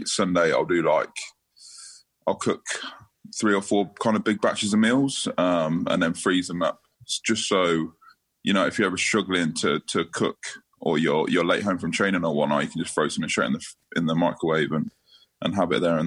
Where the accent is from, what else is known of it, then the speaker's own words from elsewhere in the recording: Northampton, East Midlands, United Kingdom; also born or lived in London; and then we moved to Northampton. I've been here ever since